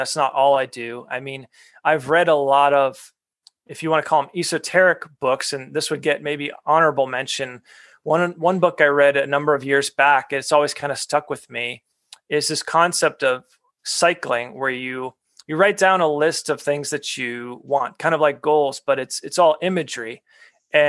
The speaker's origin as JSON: {"language": "English", "region": "New England", "country": "United States", "tie": "born or raised there", "said": "I grew up in New England"}